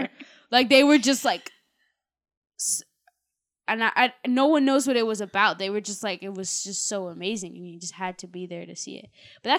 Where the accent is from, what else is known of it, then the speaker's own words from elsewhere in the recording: Canada; We're Canadian.